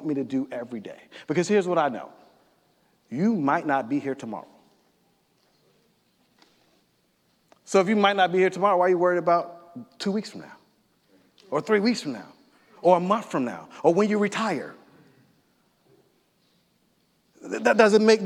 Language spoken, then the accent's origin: English; United States; We're just American citizens